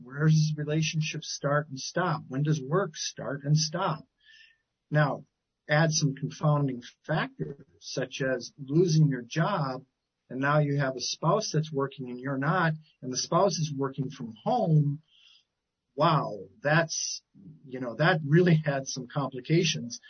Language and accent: English; Milwaukee, Wisconsin, United States; moved away as an adult; also born or lived in Eau Claire, Wisconsin; I grew up in Wisconsin